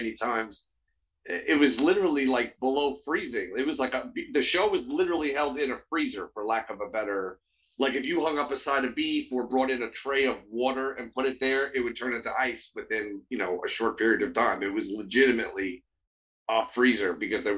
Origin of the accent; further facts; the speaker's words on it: near Queens, New York, United States; I grew up in near Queens, New York